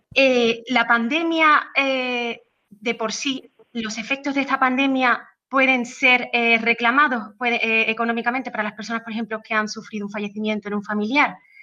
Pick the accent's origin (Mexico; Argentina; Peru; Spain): Spain; Seville, Andalusia; Sevilla, que fue donde, bueno, que es mi ciudad natal, salí allí, estudié en la Universidad de Sevilla